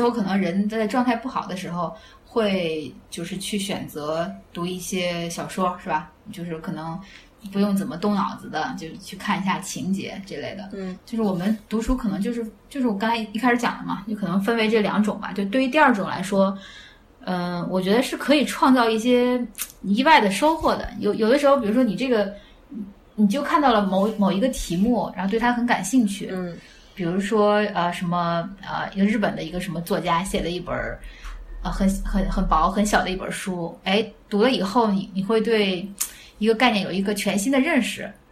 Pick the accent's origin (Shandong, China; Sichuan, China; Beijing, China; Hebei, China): Hebei, China; Handan; 我是邯郸人，所以就读的赵国历史故事